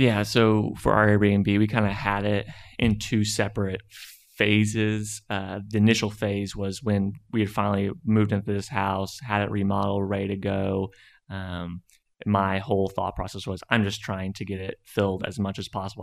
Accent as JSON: {"language": "English", "town": "Conway", "region": "Arkansas", "country": "United States", "moved": "as an adult", "lives_now": "Fayetteville, United States", "said": "I'm originally from Conway, Arkansas, and came to U of A twenty eleven to study finance"}